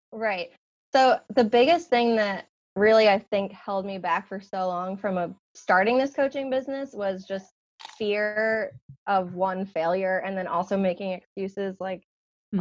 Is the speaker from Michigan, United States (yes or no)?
no; Long Island, New York, United States; now in South Carolina, United States; I live in South Carolina, but I was born and raised in New York on Long Island